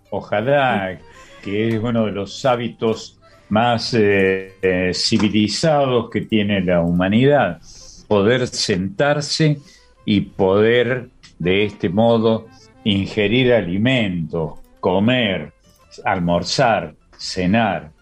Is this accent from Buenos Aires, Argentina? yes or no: no; Córdoba, Argentina; accent: tonada cordobesa; la provincia en la que nací, que es una provincia donde se habla con tonada, todavía hoy, ¿no? Una tonada en subibaja, la tonada cordobesa.